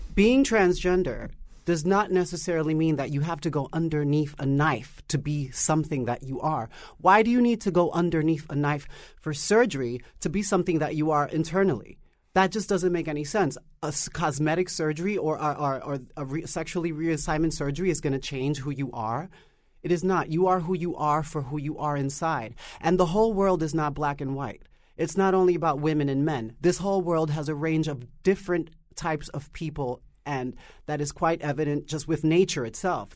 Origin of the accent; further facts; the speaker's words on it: New York City, New York, United States; growing up in Harlem